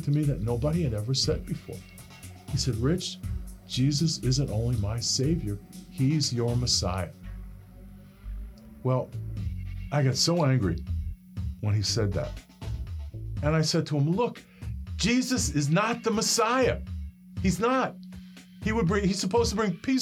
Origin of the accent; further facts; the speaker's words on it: New York City, New York, United States; I grew up in Brooklyn, New York, in a neighborhood called Bensonhurst.